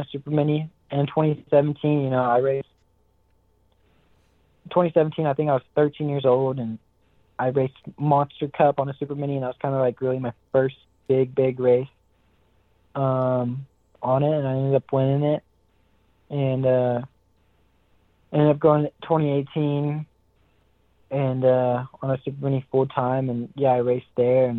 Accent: Big Sur, California, United States; I'm from Big Sur, California. Born and raised

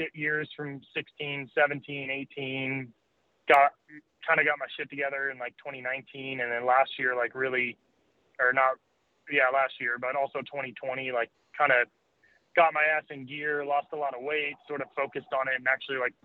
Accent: Colorado, United States; moved away as an adult; also born or lived in East Coast; now in California, United States; we grew up in Colorado.

